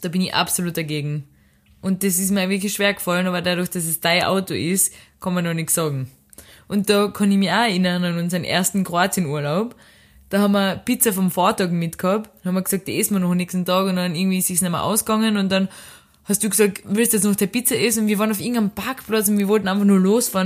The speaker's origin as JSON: {"language": "German", "country": "Austria", "moved": "yes", "lives_now": "Lisbon, Portugal", "said": "wo ich herkomm. Österreich"}